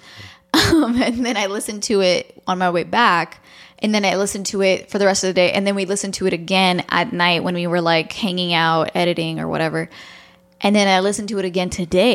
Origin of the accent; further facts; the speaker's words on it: Toronto, Ontario, Canada; moved away; I grew up in Toronto, I was there for a long time